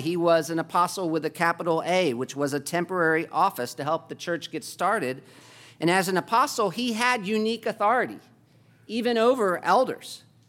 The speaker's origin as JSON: {"language": "English", "country": "United States", "said": "as, uh, Americans"}